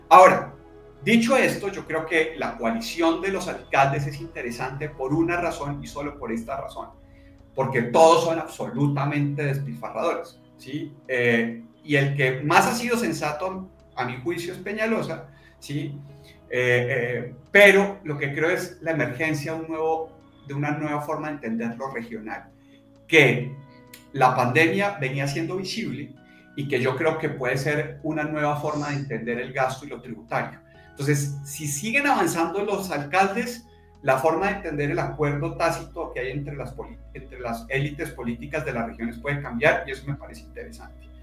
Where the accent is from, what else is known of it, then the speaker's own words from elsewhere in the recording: Bogotá, Bogotá Capital District, Colombia; now in Antioquia, Colombia; soy Rolo.